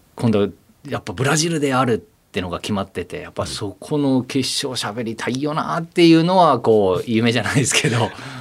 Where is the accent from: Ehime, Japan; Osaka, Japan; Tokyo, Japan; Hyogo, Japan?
Ehime, Japan; Shikoku; moved away as an adult; 四国なんで僕は本州が憧れてましたよ